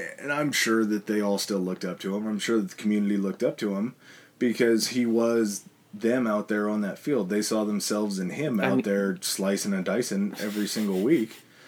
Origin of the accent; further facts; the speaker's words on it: California, United States; growing up in California, there's not a lot of bad days mm-hmm. that happen in California weather-wise.